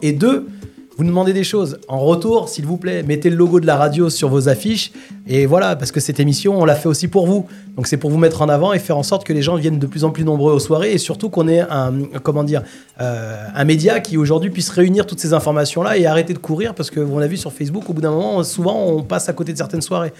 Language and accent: French; Lyon, Auvergne-Rhône-Alpes, France; moved away; also born or lived in Provence; je suis de Lyon à l'origine, ça fait longtemps que j'ai quitté.